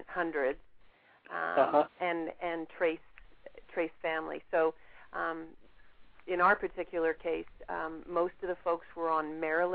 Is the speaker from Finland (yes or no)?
no; England, United Kingdom; now in Canada; I'm originally from England